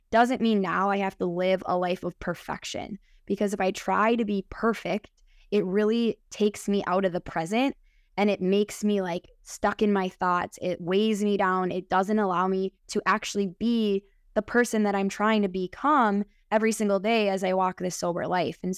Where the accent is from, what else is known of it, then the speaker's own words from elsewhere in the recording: Minnesota, United States; accent: Midwest; I am 32 years old from Minnesota. So maybe you can tell in my accent from the Midwest.